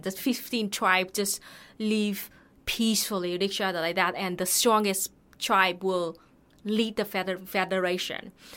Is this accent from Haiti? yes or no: no; Thanh Hoa, Vietnam; my hometown, Thanghua